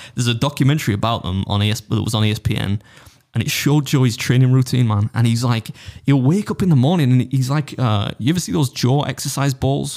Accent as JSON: {"language": "English", "country": "United Kingdom", "said": "as a British dude"}